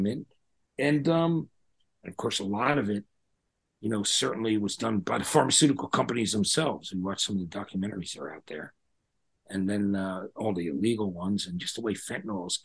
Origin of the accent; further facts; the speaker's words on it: New Jersey, United States; I'm from New Jersey